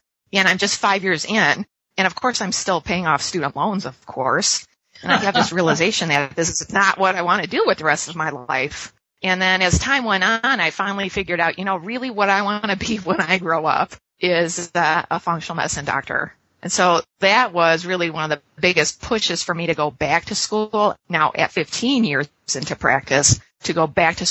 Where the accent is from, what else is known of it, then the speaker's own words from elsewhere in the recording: Chicago, Illinois, United States; now in Ottawa, Canada; I'm born and raised in Chicago